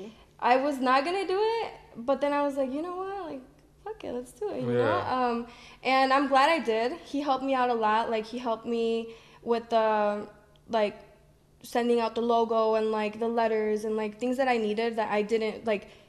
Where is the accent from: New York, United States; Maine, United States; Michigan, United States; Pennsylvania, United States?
Michigan, United States; Detroit; I'm from Detroit